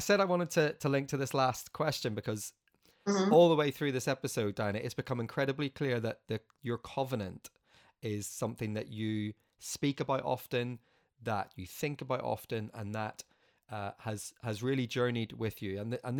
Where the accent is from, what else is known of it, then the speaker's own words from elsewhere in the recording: Northern Ireland, United Kingdom; I'm from Northern Ireland